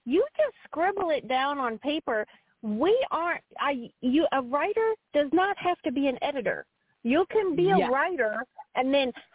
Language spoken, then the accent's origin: English; Texas, United States; now in Missouri, United States; I'm from Texas, and I was thrown in the hill country of Missouri